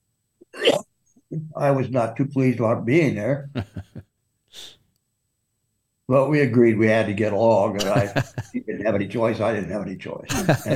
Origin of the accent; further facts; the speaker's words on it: Washburn, North Dakota, United States; moved away; I grew up in North Dakota.